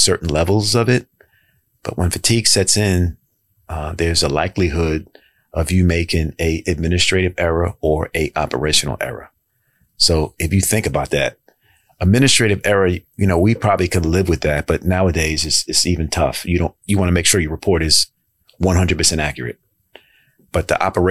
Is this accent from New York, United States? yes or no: yes; New York City, New York, United States; moved away as an adult; now in Baltimore, United States; I grew up in Jamaica, Queens